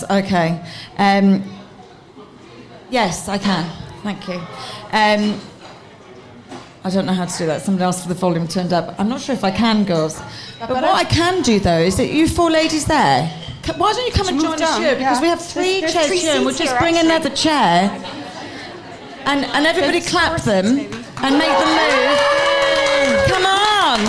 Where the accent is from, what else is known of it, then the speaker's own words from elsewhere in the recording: Richmond, London, United Kingdom; also born or lived in Swansea; now in Cork, Ireland; I grew up in Richmond in Surrey